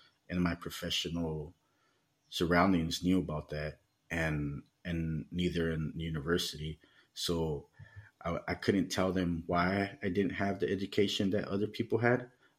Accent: Los Angeles, California, United States; moved away as an adult; now in Mexico; growing up in the United States and, you know, in the gang lifestyle

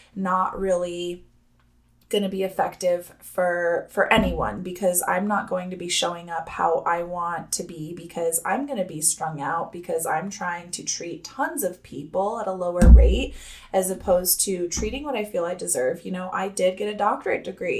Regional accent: Los Alamos, New Mexico, United States; I'm from that hometown, Los Alamos, New Mexico

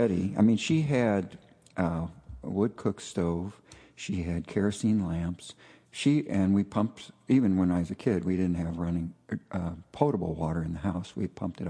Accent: St. Louis, Missouri, United States; moved away as an adult; now in Iron Range, Minnesota, United States; I grew up in St. Louis, which was a heavy industrial town.

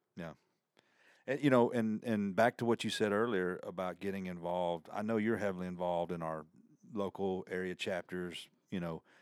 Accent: the South, United States; accent: country; my country accent

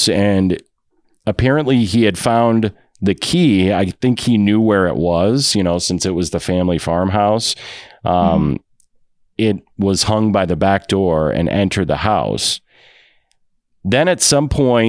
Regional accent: Waterloo, Iowa, United States; Cedar Falls is right next to my hometown of Waterloo

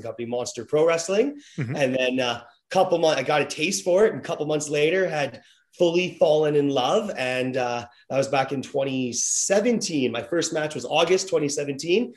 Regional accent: Edmonton, Alberta, Canada; I'm from Edmonton

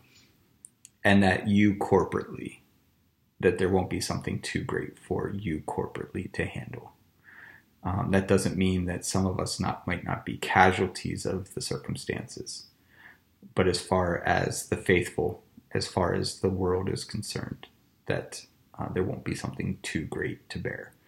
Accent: United States; growing up in America

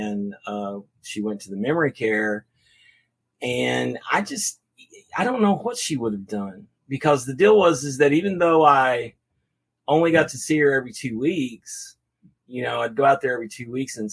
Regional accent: Waxahachie, Texas, United States; also born or lived in Abilene, Texas / Denton, Texas; I was raised in Waxahachie, but as soon as they got done, I was in Denton

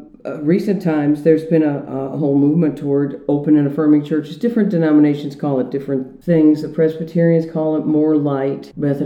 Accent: St. Louis, Missouri, United States; moved away as an adult; also born or lived in New Haven, Connecticut; now in Columbia, United States; I grew up in St. Louis and lived there until I went to Yale Divinity School in New Haven, Connecticut in 81

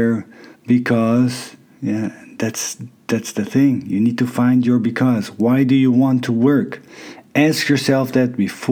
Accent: Netherlands; moved away as an adult; also born or lived in Canada / Thailand / China; I'm from Holland

